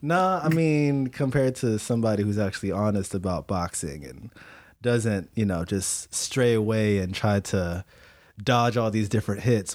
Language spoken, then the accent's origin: English; Philippines; I'm Filipino